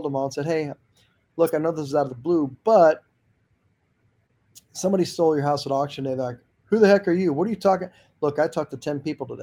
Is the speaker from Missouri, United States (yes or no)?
yes; St. Louis, Missouri, United States; in my hometown of St. Louis